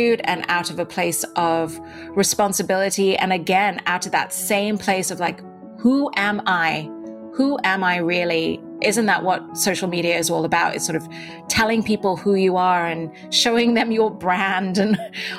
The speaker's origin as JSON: {"language": "English", "region": "Dubai", "country": "United Arab Emirates", "tie": "born or raised there", "also_born_or_lived": "India", "accent": "British", "moved": "yes", "said": "I was born in India, but I grew up in Dubai, in the Middle East. And in Dubai, I attended a British-run school, which is why I still have a bit of an accent."}